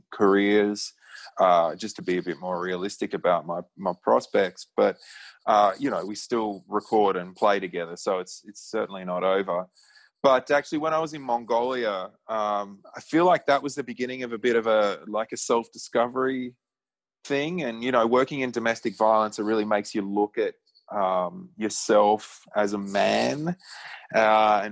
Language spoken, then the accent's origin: English; Australia; growing up in Australia